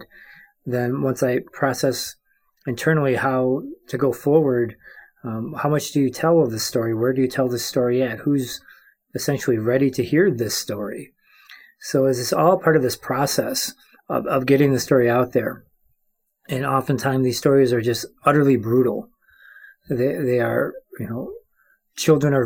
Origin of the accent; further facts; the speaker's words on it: Cross Village, Michigan, United States; I am from the place of the Prayer Tree, a.k.a. Cross Village, Michigan